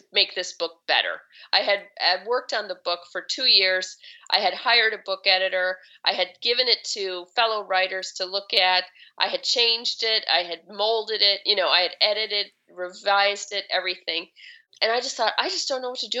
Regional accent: Chicago, Illinois, United States; moved away as an adult; now in Seattle, United States; I grew up in Chicago and, you know, in the city.

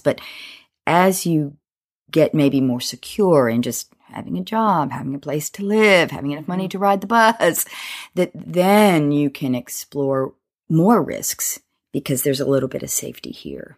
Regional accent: Alabama, United States; moved away as an adult; also born or lived in Boston; I grew up in Alabama

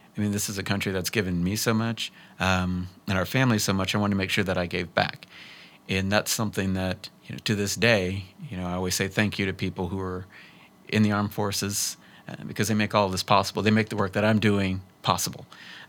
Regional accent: Bellevue, Nebraska, United States; also born or lived in Alaska / Texas / Turkey; I was born in Alaska. Then we lived in Texas. Then we lived in Turkey. Then we lived in Nebraska. I actually graduated from Bellevue East.

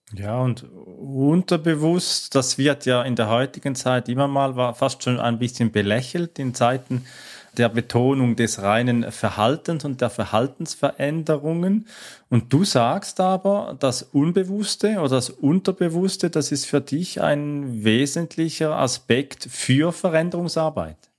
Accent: Switzerland; kommt ja aus äh, meiner Heimat, aus der Schweiz

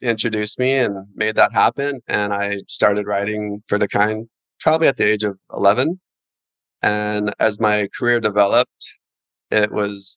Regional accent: Haiku, Hawaii, United States; also born or lived in Keokea, Maui / Kula, Maui; I grew up in Haiku, which is near the ocean, as well as Keokea, which is up high in the mountain

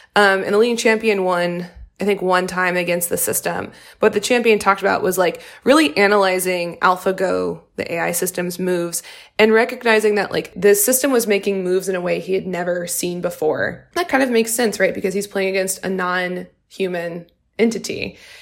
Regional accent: Louisiana, United States; I'm from Louisiana, which is the highest rate of incarceration in the United States

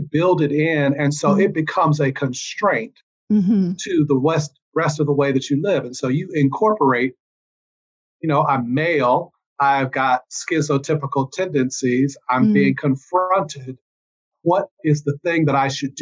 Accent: Cincinnati, Ohio, United States; I grew up in Cincinnati and would go to South Georgia, where my parents were both from, every summer

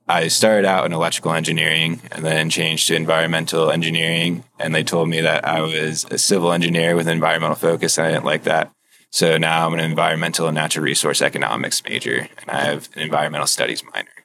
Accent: Pennsylvania, United States; moved away as an adult; now in Utah, United States; I'm from Pennsylvania originally, and now I'm out in Utah

